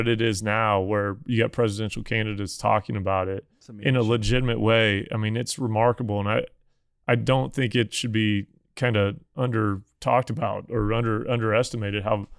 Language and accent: English; Missouri, United States; Does Missouri have one? Missouri, my home state, do they have one yet?